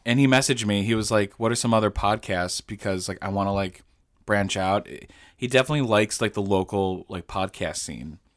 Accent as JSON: {"language": "English", "region": "Illinois", "country": "United States", "said": "I'm, I'm not from Utah. I'm from Illinois"}